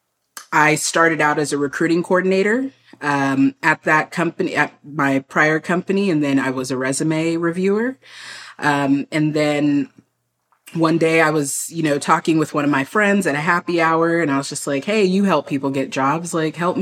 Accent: San Antonio, Texas, United States; I grew up in San Antonio, a very big military city

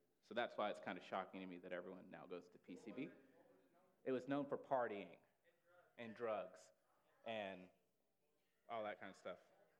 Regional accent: Huntsville, Alabama, United States; I grew up in Huntsville, Alabama, so Rocket City is what it was affectionately named.

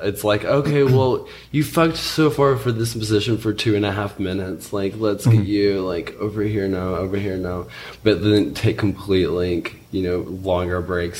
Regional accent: Chattanooga, Tennessee, United States; I'm from Chattanooga.

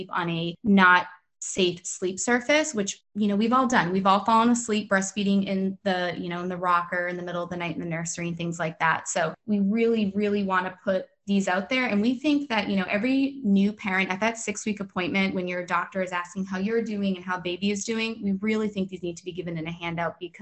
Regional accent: Boston, Massachusetts, United States; now in Maryland, United States; I'm originally from Boston. I'm living in Maryland.

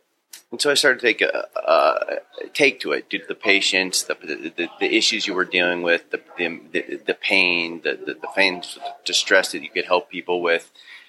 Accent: Orange, Ohio, United States; Right behind here. Orange. Yep. Yeah. We used to cut through these streets, get down here.

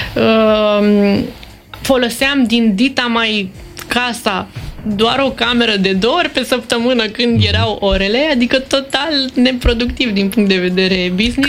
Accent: Romania; suntem români, pentru că plecăm din România

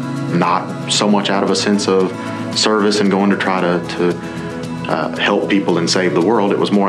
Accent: Mississippi, United States; I grew up in Mississippi

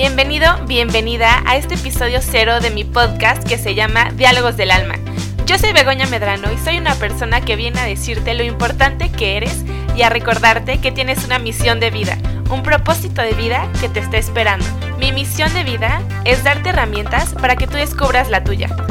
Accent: Mexico; Yo soy una mujer mexicana, tengo 27 años

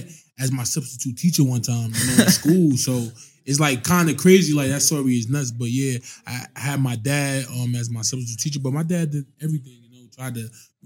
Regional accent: Irvington, New Jersey, United States; I grew up in Irvington, New Jersey. It's a small town in New Jersey next to Newark

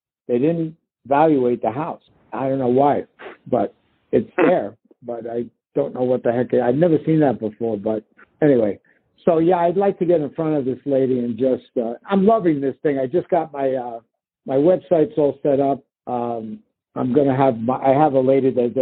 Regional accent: New York, United States; also born or lived in Florida; now in Denver, United States; I'm from New York

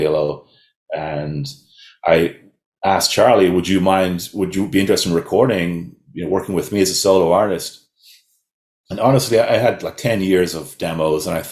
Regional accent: Dalkey, Leinster, Ireland; moved away as an adult; also born or lived in west of Ireland / Kildare; now in New York, United States; since the mid-80s, I grew up in a small town on the sea called Dalkey

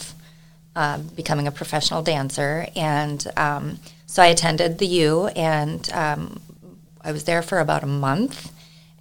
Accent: Wahpeton, North Dakota, United States; moved away as an adult; also born or lived in Utah; now in Buffalo, United States; I grew up born and raised in Wahpeton, North Dakota

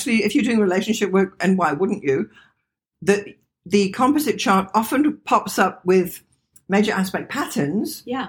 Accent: England, United Kingdom; I was born in England.

